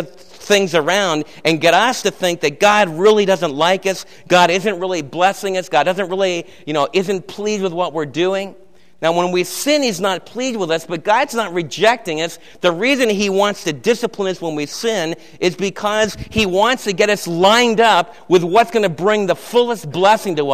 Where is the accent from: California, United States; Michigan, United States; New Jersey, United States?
New Jersey, United States; moved away; where I was raised back east in New Jersey